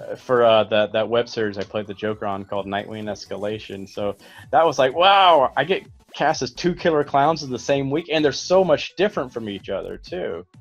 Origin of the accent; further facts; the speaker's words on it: Alabama, United States; growing up in Alabama